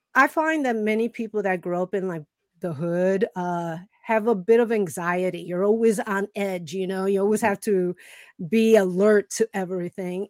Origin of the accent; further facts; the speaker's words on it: Chicago, Illinois, United States; I grew up in Chicago